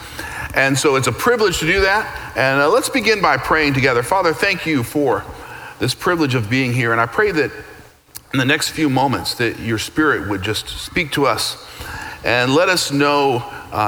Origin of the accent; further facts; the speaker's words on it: Tennessee, United States; moved away as an adult; now in Texas, United States; So I grew up in Tennessee, pretty much a very monocultural existence.